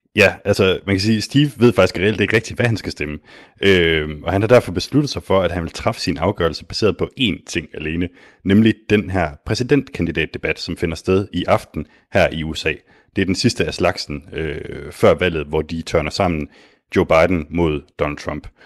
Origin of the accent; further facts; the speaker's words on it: Denmark; mig som dansker